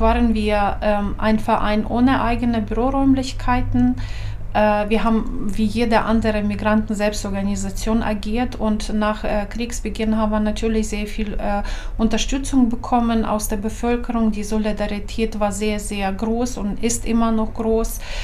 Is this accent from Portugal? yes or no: no; Ukraine; German is a second language; moved away as an adult; also born or lived in Lower Saxony, Germany; now in Germany; Ich habe äh, pädagogische Universität in meiner Heimatstadt abgeschlossen